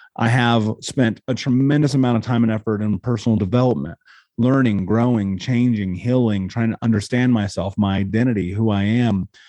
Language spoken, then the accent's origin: English; Indiana, United States; growing up in Indiana, for one, which is an incredibly racist place